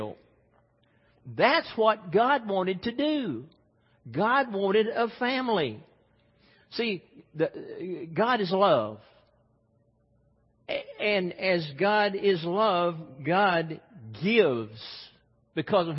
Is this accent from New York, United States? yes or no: no; Mississippi, United States; Growing up in Mississippi